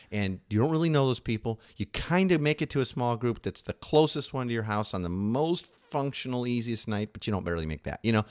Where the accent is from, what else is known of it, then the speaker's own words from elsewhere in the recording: Midwest, United States; moved away; we're from the Midwest originally